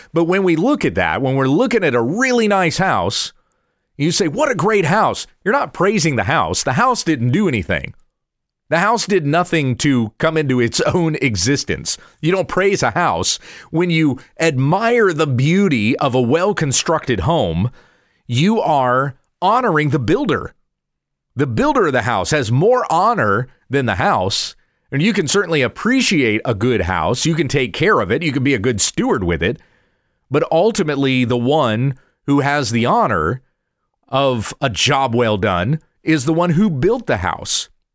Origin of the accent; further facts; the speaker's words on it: the Carolinas, United States; moved away; also born or lived in Kansas; I grew up in the South, the Southeast in particular, in the Carolinas